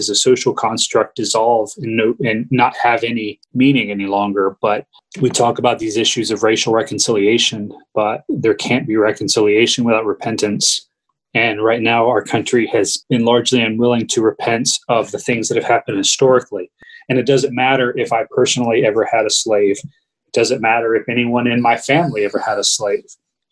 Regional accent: United States; growing up as an American, I've always held to this ideal of, you know, American exceptionalism. I've lived in this country my whole life

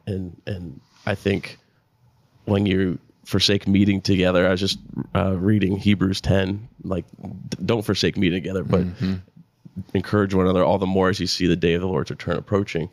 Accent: South Florida, United States; moved away; I'm from South Florida originally

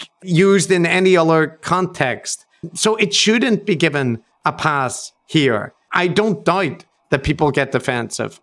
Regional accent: Northern Ireland, United Kingdom; as white people from Northern Ireland

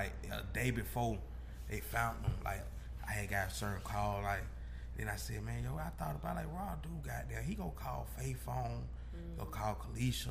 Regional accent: Decatur, Georgia, United States; we come from Glenwood Road

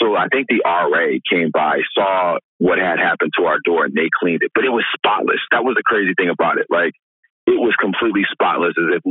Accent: Milwaukee, Wisconsin, United States; also born or lived in Oak Creek, Wisconsin; I was born and raised in Milwaukee

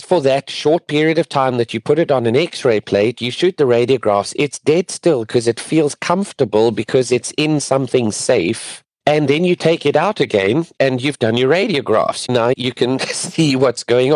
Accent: near Johannesburg, Gauteng, South Africa; moved away as an adult; also born or lived in Pretoria, South Africa / Durban, South Africa; now in Florida, United States; I'm actually from South Africa, born and raised just near Johannesburg

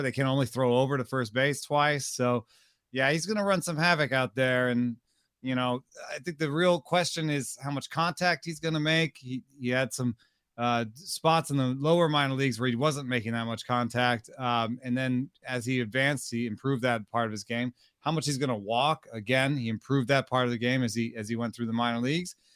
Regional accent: Atlanta, Georgia, United States; I grew up in Atlanta, so those people were my compatriots when I was growing up

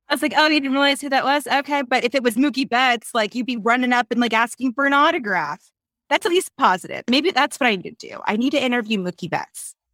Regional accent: Reno, Nevada, United States; I'm from Reno

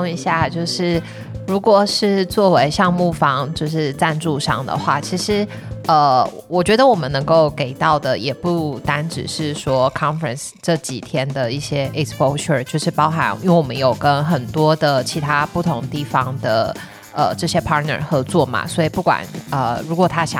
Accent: Taiwan; moved away as an adult; 我跟 … 都是在台湾土生土长，在台湾念书，在台湾工作。当然，我们后来有去国外工作过的经验。

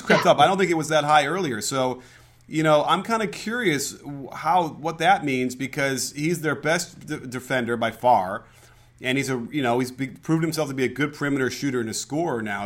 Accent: Chicago, Illinois, United States; growing up in Chicago

